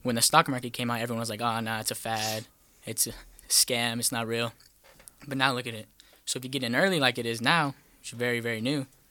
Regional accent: El Paso, Texas, United States; moved away; from El Paso, Texas

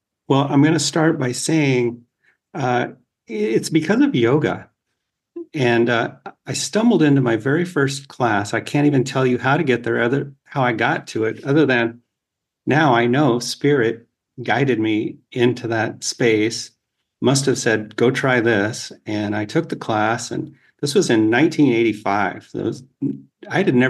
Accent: Colorado, United States; also born or lived in Boulder, Colorado; I grew up in Colorado, and Boulder, Colorado has been my wife and I's home for really the last 30 years

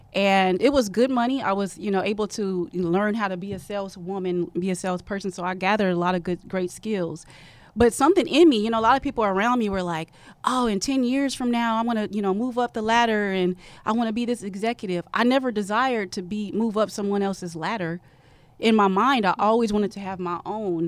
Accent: Oregon, United States; moved away as an adult; a girl from Oregon

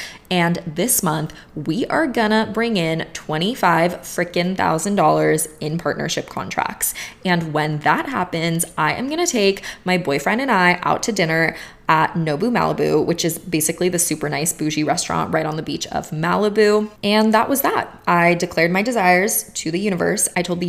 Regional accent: Bulgaria; first language Bulgarian; English is a second language; I actually have a spirit guide who communicates with me only in English, even though my native language is Bulgarian.

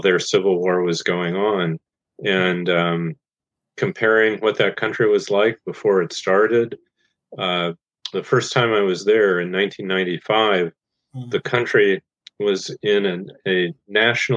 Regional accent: Goshen, Indiana, United States; my hometown Goshen, Indiana, in northern Indiana

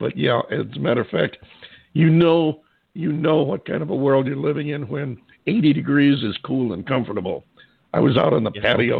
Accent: upstate New York, United States; moved away; when I was a kid in upstate New York

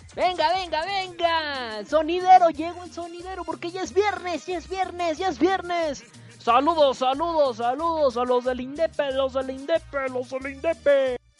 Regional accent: northern Mexico, Mexico; de donde yo vengo

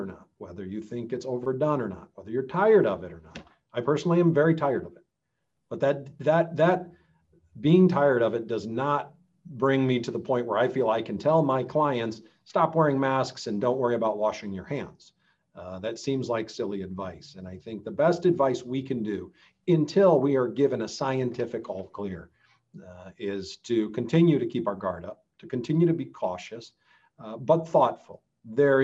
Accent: United States

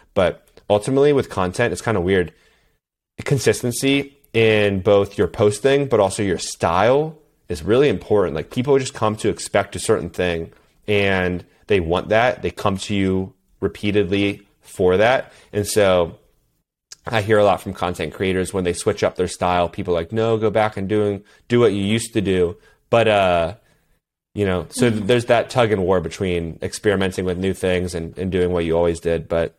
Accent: East Coast, United States; I did summer swim team, you know, growing up, and I grew up on the East Coast.

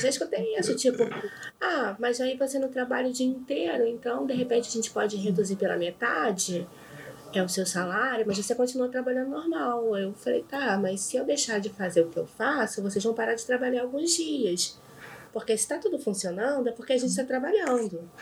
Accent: Rio de Janeiro, Brazil; Eu sou do Rio

